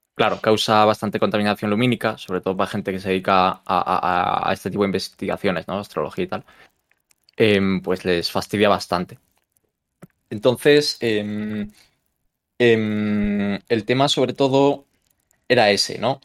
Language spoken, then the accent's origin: Spanish; Galicia, Spain; moved away; yo soy de Galicia